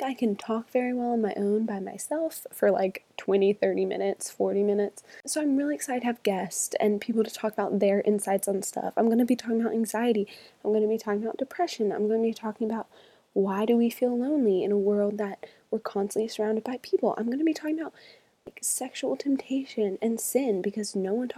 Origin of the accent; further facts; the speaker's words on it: Charlotte, North Carolina, United States; moved away as an adult; now in Birmingham, Alabama, United States; I'm originally from Charlotte, North Carolina